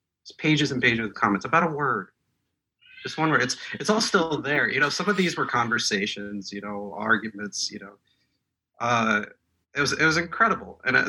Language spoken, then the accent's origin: English; Moscow, Russia; born there; first language Russian; English is a second language; And I'm not an Anglophone reader. I was born in Moscow. I speak Russian.